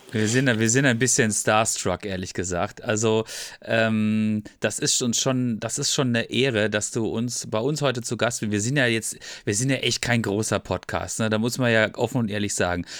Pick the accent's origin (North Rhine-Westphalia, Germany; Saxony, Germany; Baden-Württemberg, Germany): Baden-Württemberg, Germany; Freiburg; Ich bin 76er Baujahr und ich komme aus Freiburg